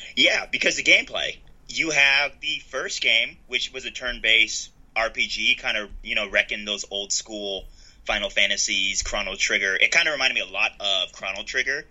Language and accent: English; United States; as an American